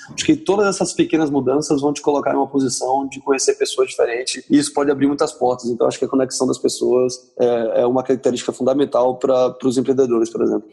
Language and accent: Portuguese; Porto Alegre, Rio Grande do Sul, Brazil; moved away as an adult; also born or lived in Bahia / São Paulo / Rio de Janeiro / Salvador; now in San Diego, United States; eu sou natural de Porto Alegre